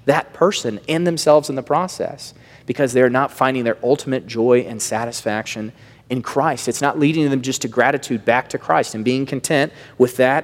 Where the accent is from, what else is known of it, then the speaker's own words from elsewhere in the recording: the South, United States; I grew up in the South